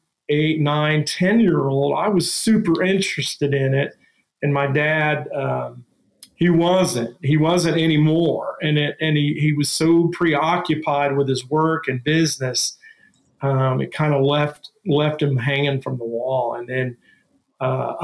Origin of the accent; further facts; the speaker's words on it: Dayton, Ohio, United States; we're from Dayton, Ohio, which is the birthplace of aviation